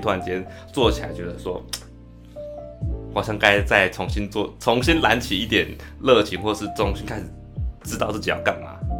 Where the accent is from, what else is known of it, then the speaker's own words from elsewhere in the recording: Penghu County, Taiwan; moved away as an adult; 我是澎湖人，然后，呃，来这边的话就会，来，来台湾就会想要，就是从乡下来